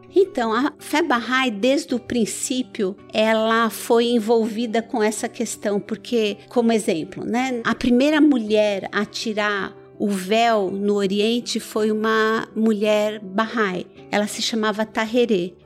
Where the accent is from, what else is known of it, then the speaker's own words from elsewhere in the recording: Iran; also born or lived in Brazil; now in São Caetano do Sul, Brazil; eu primeiro nasci no Irã, né? E vim para o Brasil com os meus pais